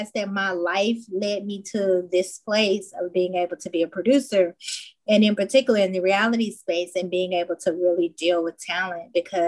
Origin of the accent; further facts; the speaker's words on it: Chattanooga, Tennessee, United States; I grew up in Tennessee, Chattanooga, to be exact